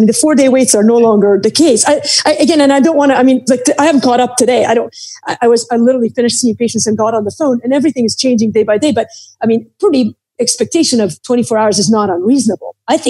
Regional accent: Beirut, Beirut Governorate, Lebanon; I grew up in Beirut in the middle of the Civil War.

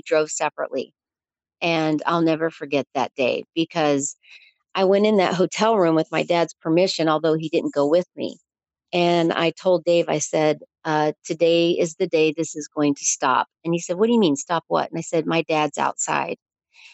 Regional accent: Chattanooga, Tennessee, United States; moved away; I was born in Chattanooga

